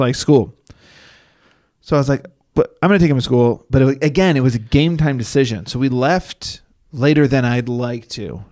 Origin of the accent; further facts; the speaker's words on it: Northeast, United States; now in Los Angeles, United States; I'm from the Northeast